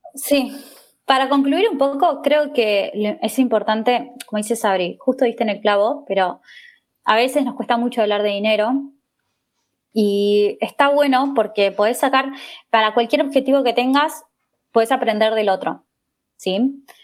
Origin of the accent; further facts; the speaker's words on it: Argentina; moved away as an adult; now in Spain; yo que vengo de Argentina